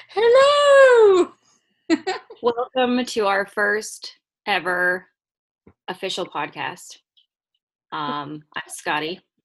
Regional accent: Piney Woods, Louisiana, United States; I'm from Piney Woods, Louisiana

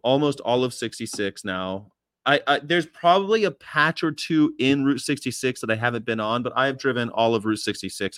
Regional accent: California, United States; I'm from California

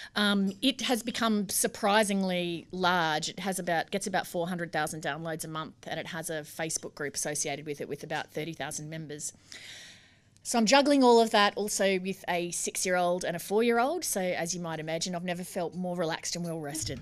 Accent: Brisbane, Queensland, Australia; moved away; I grew up in Brisbane and I went to school and university

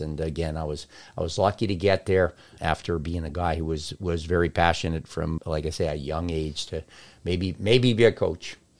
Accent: Longmeadow, Massachusetts, United States; also born or lived in Boston, United States; I grew up in Longmeadow

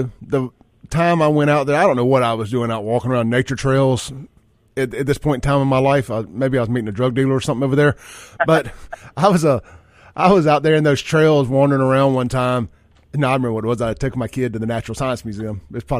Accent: Jackson, Mississippi, United States; So where I grew up at over in South Jackson, kind of right there on the Byram South Jackson line

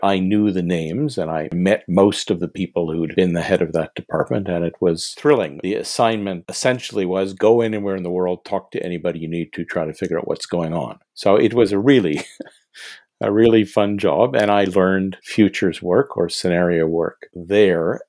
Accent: Montreal, Quebec, Canada; I'm originally from Montreal. I went to McGill University here

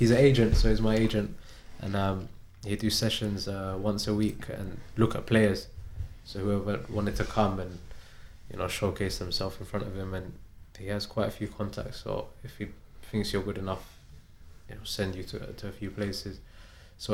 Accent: London, United Kingdom; moved away as an adult; now in Arbroath, United Kingdom; From West London. I was born in Chelsea. Been in West London my whole life, really.

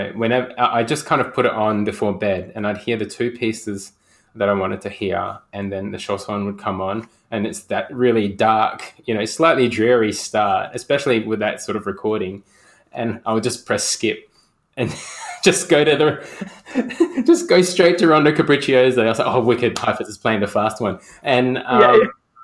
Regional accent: Perth, Western Australia, Australia; I hail from Perth, the planet of Perth, and I'm in Perth right now.

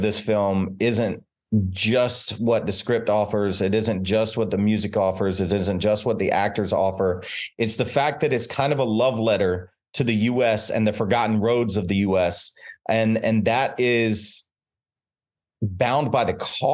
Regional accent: North Carolina, United States; moved away; my hometown, North Carolina

